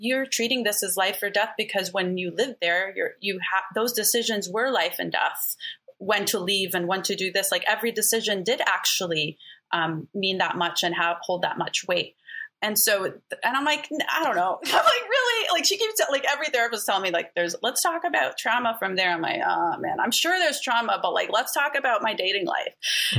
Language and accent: English; Palestine; also born or lived in Alabama, United States; I'm Palestinian. I was born in Alabama, then moved to Palestine when I was 6 months, till I was like 4 or 5, and moved back to back to Alabama. So I grew up kind of back and forth.